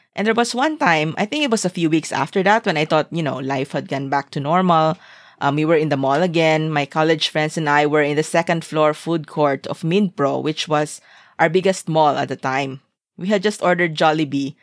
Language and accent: English; Zamboanga, Zamboanga Peninsula, Philippines; moved away as an adult; also born or lived in Singapore; my hometown was at war.